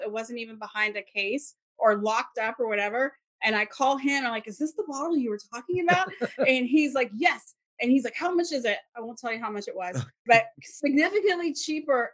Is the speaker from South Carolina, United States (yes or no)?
yes; South Carolina, United States; moved away; I grew up in South Carolina